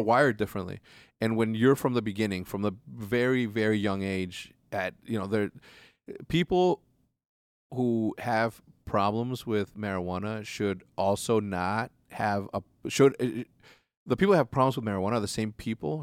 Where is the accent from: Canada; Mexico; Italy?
Mexico; moved away; also born or lived in Schaumburg, Illinois; I grew up in Mexico